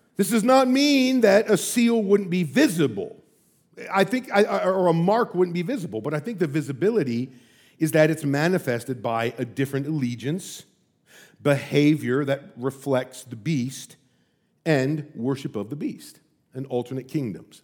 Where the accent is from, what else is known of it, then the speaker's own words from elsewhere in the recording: United States; as an American